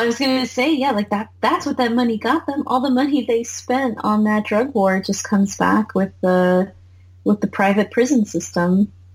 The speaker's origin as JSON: {"language": "English", "country": "United States", "tie": "born or raised there", "said": "I'm 100 American, 100% American, like born and raised"}